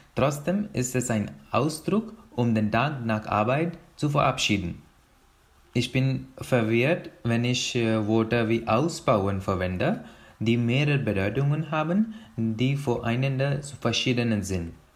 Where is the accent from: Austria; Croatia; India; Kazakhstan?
India; German is a second language; moved away as an adult; now in Germany; Ich komme aus Indien